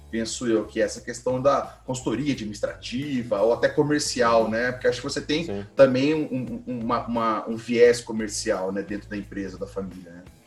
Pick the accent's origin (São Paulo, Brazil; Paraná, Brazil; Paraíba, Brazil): Paraná, Brazil; Londrina; now in Piracicaba, Brazil; eu sou de Londrina, não estou morando em Londrina há um tempo, mas somos de Londrina